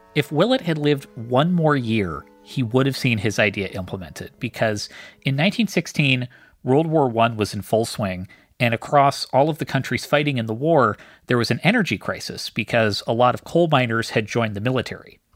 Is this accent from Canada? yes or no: yes; Canada; I grew up in Canada.